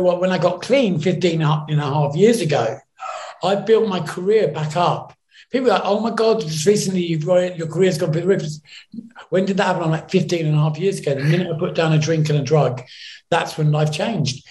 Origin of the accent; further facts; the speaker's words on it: New York, United States; growing up in New York